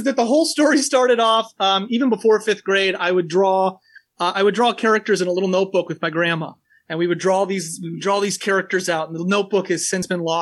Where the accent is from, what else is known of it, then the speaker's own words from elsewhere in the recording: Porter, Indiana, United States; also born or lived in Valparaiso, Indiana / Minneapolis, Minnesota; I'm a Porter native. I was born in Valpo and lived in Porter almost my entire life.